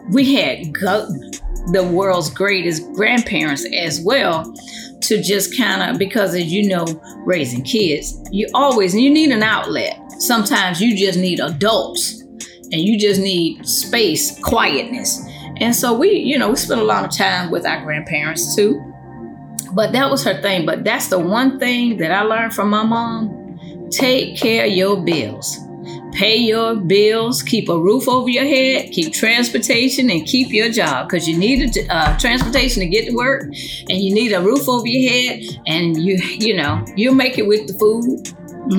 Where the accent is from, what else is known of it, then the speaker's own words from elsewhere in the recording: United States; born in the States versus born in Honduras